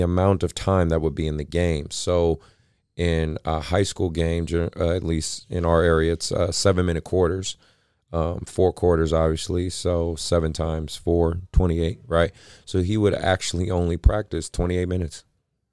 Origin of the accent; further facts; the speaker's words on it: San Francisco Bay Area, California, United States; my hometown